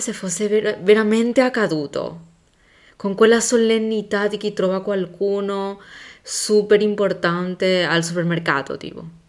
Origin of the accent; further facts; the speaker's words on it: Paraguay; moved away; da dove vengo io? Il Paraguay